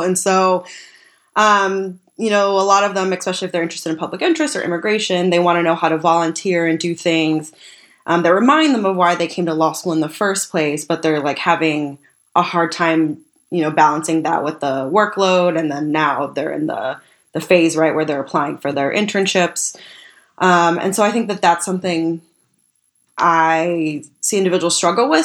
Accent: Tucson, Arizona, United States; moved away as an adult; now in Washington, D.C., United States; I grew up in Tucson, Arizona, where immigration is very contentious

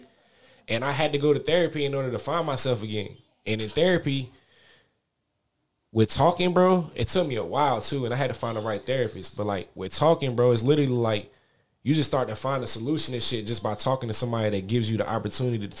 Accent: Paterson, New Jersey, United States; I grew up, I was born on Broadway Ave in New Jersey, in Paterson, New Jersey

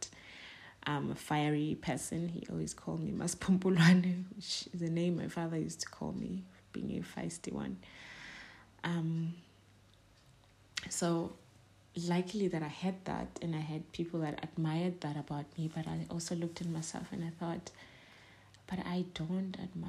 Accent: South Africa; I'm a girl from Ekasi.

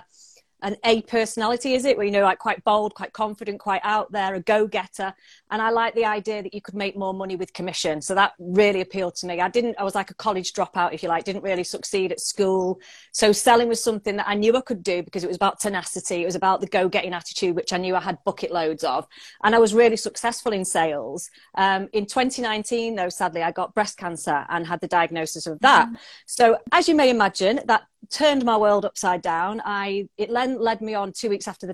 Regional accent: Manchester, North West England, United Kingdom; I am a Mancunian, so I live in the UK

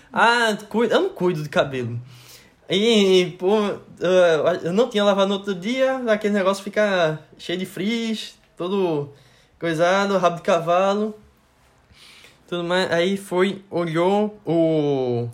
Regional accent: Recife, Pernambuco, Brazil; also born or lived in Latvia; eu disse que eu era de Recife

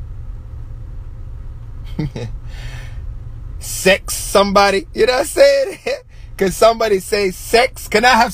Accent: England, United Kingdom; growing up in England and growing up in Caribbean households

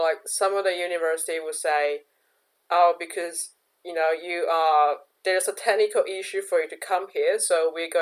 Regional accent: China; moved away as an adult; a Chinese citizen here

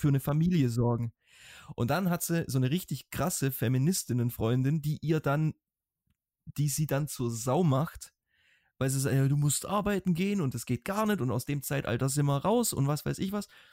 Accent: Germany; now in Iceland; wir Deutschen

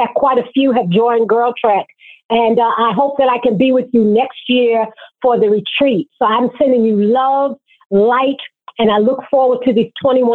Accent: New York City, New York, United States; calling from New York City, born and raised in Brooklyn

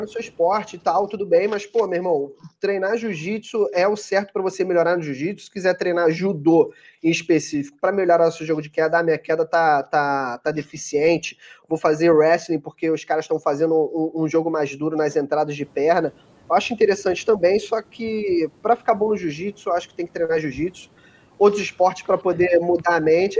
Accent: Rio de Janeiro, Brazil; Eu sou do Rio de Janeiro

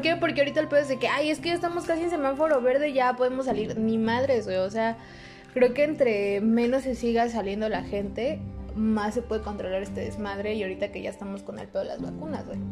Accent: State of Mexico, Mexico; somos del estado de México

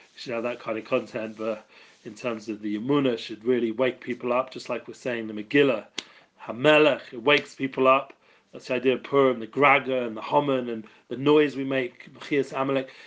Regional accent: England, United Kingdom; now in Jerusalem, Israel; I'm English.

